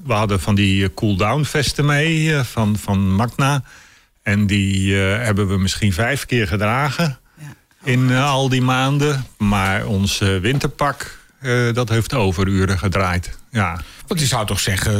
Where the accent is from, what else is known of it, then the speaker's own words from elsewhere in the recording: Curaçao; moved away; Ik ben opgegroeid op Curaçao